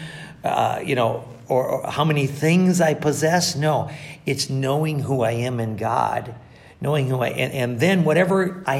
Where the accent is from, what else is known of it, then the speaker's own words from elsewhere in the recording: Catskill Mountains, upstate New York, United States; I grew up in the Catskill Mountains of upstate New York